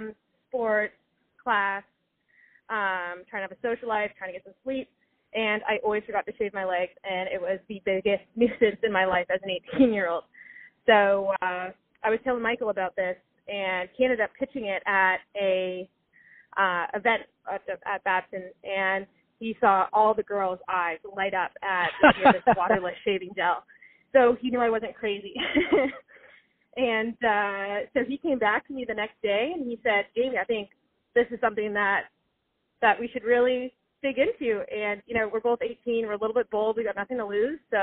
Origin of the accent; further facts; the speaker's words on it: Canada; moved away as an adult; also born or lived in Boston, United States; I'm originally from Canada